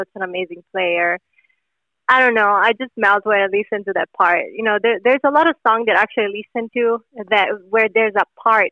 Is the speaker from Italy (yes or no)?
yes; Italy; English is a second language; moved away; we have a lot of great songwriters back in Italy